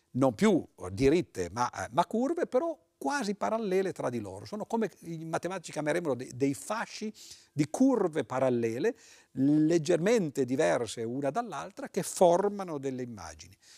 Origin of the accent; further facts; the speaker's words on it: Turin, Piedmont, Italy; io sono di Torino, queste registrazioni avvengono a Torino